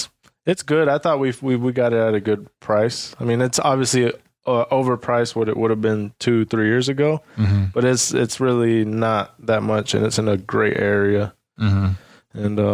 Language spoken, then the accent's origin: English; Atlanta, Georgia, United States; first language Spanish; English is a second language; also born or lived in Mexico; I grew up in Metro Atlanta. I grew up in like DeKalb